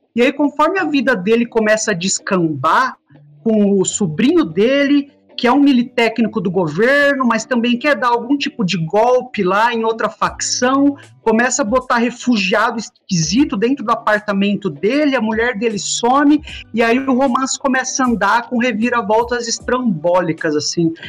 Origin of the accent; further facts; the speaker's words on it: Brazil; a gente, como brasileiro